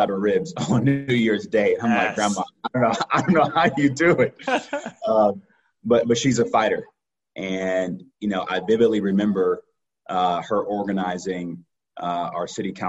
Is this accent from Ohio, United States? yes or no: yes; Cleveland, Ohio, United States; born and raised in Mount Pleasant, southeast side of the city, on 121st and Dove.